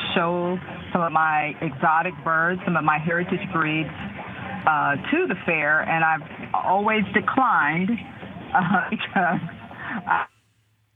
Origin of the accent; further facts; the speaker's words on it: Chicago, Illinois, United States; moved away as an adult; now in Nashville, United States; When I grew up in Chicago